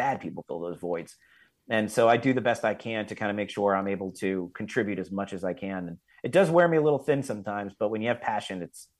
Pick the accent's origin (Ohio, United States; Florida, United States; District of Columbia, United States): Florida, United States; I grew up here in South Florida, and I went to college at Florida State University